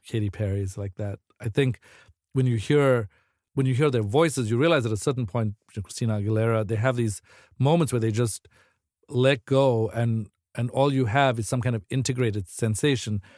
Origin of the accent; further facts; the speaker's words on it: South Africa; moved away as an adult; now in United States; I'm originally from South Africa, so I was sort of like what my friends would call like a like uh, too eager immigrant.